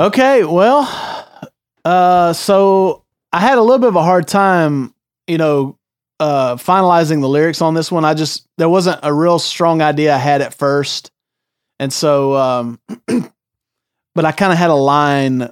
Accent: the South, United States; born or raised there; moved away as an adult

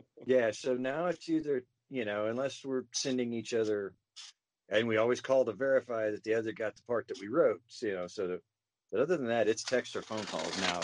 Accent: Caney, Kansas, United States; growing up in Caney

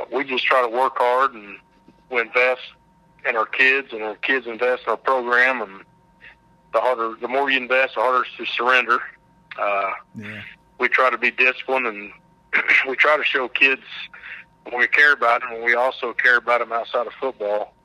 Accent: Shattuck, Oklahoma, United States; I grew up in Shattuck's my hometown

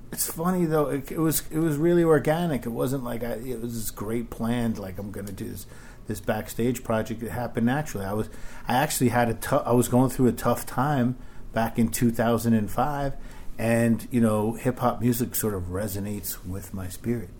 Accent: New York City, New York, United States; I lived in Queens till I was about five

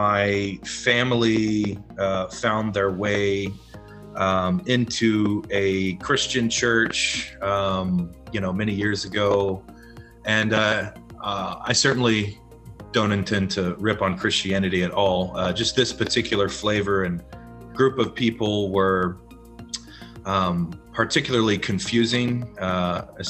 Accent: the Bible Belt, United States; growing up in the Bible Belt

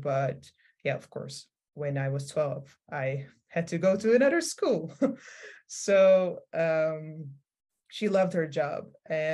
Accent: Amsterdam, North Holland, Netherlands; now in Rotterdam, Netherlands; I grew up in Amsterdam

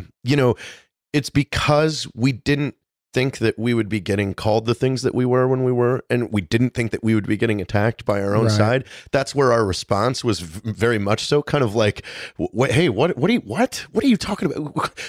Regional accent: Pacific Northwest, United States; I'm from the Pacific Northwest.

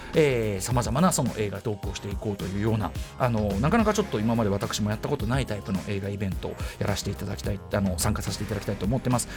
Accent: Bunkyo, Tokyo, Japan; 同じく文京区は私の出身でもあります千駄木

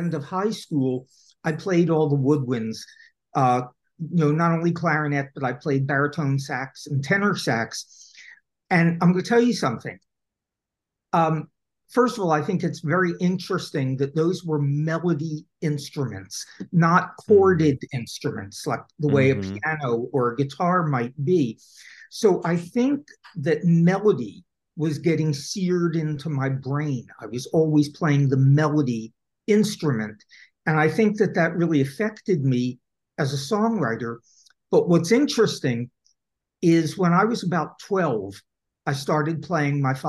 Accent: Philadelphia, Pennsylvania, United States; moved away; probably 16 years old, growing up in Philadelphia

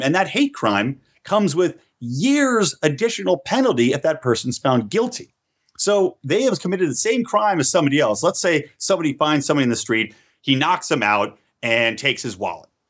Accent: California, United States; in my home state of California

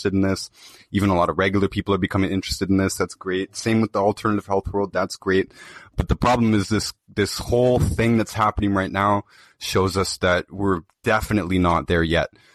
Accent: Toronto, Ontario, Canada; I'm from Toronto

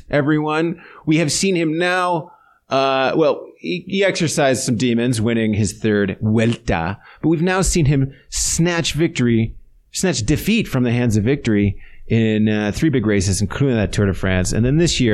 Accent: United States; as American sports fans

